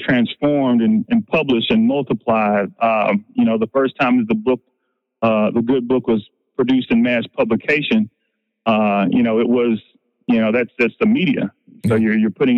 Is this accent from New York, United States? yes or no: no; Nashville, Tennessee, United States; Nashville, my hometown.